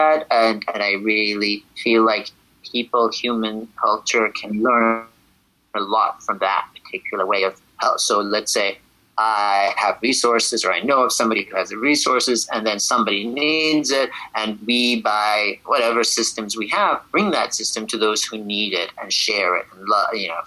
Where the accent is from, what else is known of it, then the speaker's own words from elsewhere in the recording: Shiraz, Fars, Iran; also born or lived in Abadan, Iran; now in New York City, United States; I was born in Abadan, which is down by the Gulf, and then eventually went to Shiraz